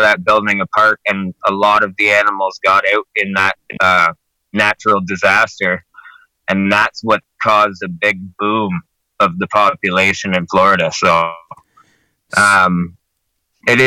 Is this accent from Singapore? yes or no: no; Canada; I'm from Canada